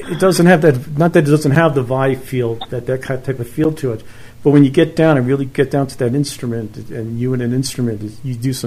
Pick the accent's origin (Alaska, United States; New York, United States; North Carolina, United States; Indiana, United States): New York, United States; New York City; also born or lived in Brooklyn / Long Island; I was born in Brooklyn. I was raised in Queens. Then I moved out to Long Island, and in Queens, I lived in a town called Laurelton